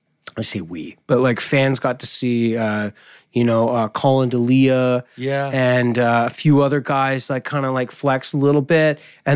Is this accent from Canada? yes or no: yes; Vancouver, British Columbia, Canada; Because I came from Vancouver too, and have watched a lot of the Canucks